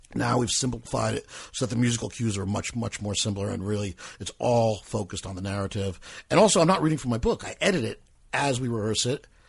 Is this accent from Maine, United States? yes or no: no; Metuchen, New Jersey, United States; also born or lived in New York; Metuchen, New Jersey, my hometown